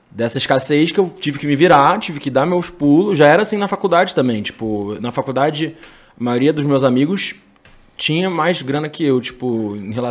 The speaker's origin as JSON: {"language": "Portuguese", "region": "Rio de Janeiro", "country": "Brazil", "tie": "born or raised there", "also_born_or_lived": "Campinas", "said": "Eu cresci no Rio até a quarta série, e aí a minha mãe foi embora do Brasil, foi morar na França."}